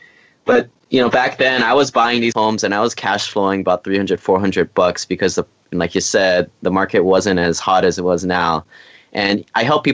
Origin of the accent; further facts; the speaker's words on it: Hawaii, United States; moved away as an adult; I grew up in Hawaii, went to the school on the mainland